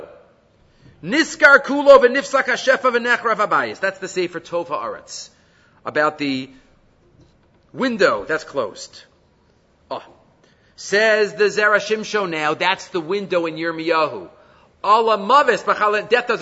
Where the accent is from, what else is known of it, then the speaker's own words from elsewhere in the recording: New York City, New York, United States; I grew up in Far Rockaway